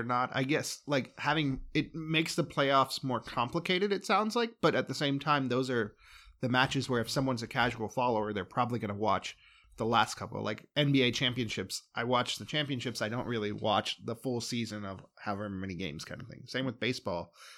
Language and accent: English; United States; I'm an American.